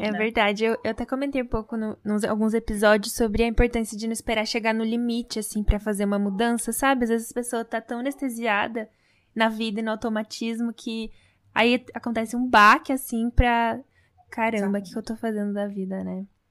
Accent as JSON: {"language": "Portuguese", "country": "Brazil", "tie": "born or raised there", "said": "como a gente nasceu no Brasil"}